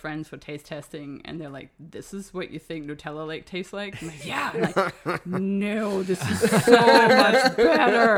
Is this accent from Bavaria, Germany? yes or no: no; Bad Oldesloe, Schleswig-Holstein, Germany; English is a second language; now in Los Angeles, United States; It's called Bad Oldesloe, which I think outside of Bad Oldesloe, nobody knows. It's Bad Oldesloe if you pronounce it English, which is even weirder. I lived there, grew up there